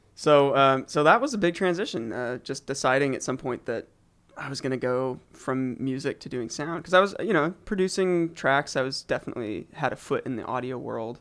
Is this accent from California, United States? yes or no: no; Eugene, Oregon, United States; I grew up in Eugene, Oregon